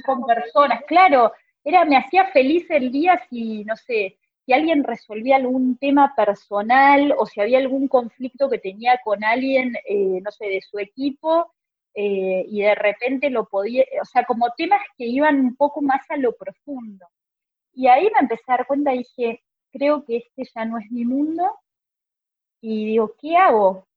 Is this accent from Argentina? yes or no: yes; Argentina